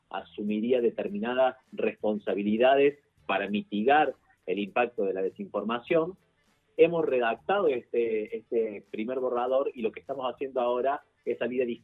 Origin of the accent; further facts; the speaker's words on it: Córdoba, Argentina; accent: Cordobese tonada; now in Buenos Aires, Argentina; yo, no sé si se me nota por la tonada, pero yo soy cordobés viviendo en este momento en Buenos Aires